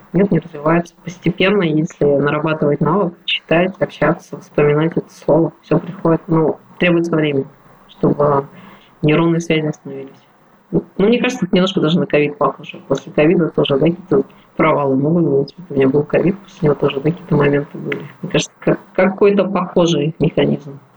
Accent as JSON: {"language": "Russian", "town": "Irkutsk", "region": "Irkutsk Oblast", "country": "Russia", "tie": "born or raised there", "moved": "yes", "said": "в моем родном городе Иркутске"}